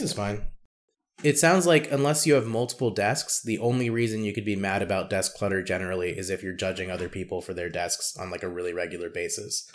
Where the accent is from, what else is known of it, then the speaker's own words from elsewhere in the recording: the South, United States; accent: Southern; my Southern accent after they already know that I'm, in fact, Southern